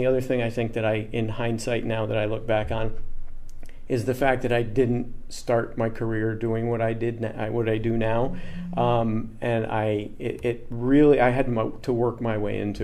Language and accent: English; Massena, New York, United States; moved away as an adult; also born or lived in New Hampshire; now in Rochester, United States; I grew up in a town called Messina, and it's at the very, very top of the state.